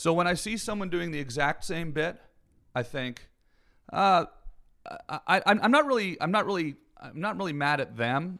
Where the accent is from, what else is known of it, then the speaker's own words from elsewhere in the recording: Canada; Canadian, and I grew up in the woods.